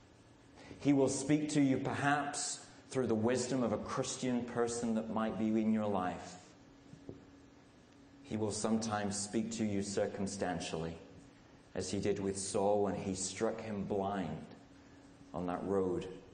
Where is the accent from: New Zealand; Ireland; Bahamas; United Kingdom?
United Kingdom; England; moved away as an adult; also born or lived in Radcliffe, Manchester; now in United States; I'm English